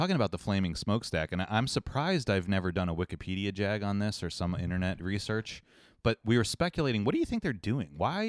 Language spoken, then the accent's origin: English; Ohio, United States; And I don't know if you remember growing up in Ohio, the LTV steel factory, the last remaining like functional Rust Belt artifact.